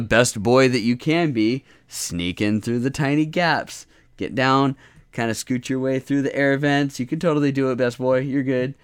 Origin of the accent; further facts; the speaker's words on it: United States; accent: American; my shitty American accent